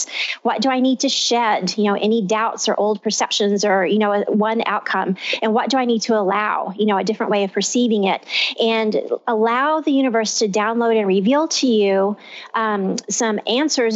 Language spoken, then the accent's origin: English; Texas, United States; I'm from Texas